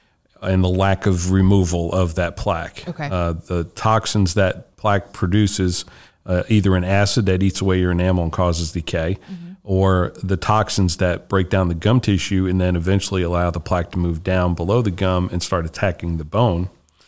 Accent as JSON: {"language": "English", "region": "New Jersey", "country": "United States", "tie": "born or raised there", "lives_now": "Georgia, United States", "said": "I grew up in New Jersey."}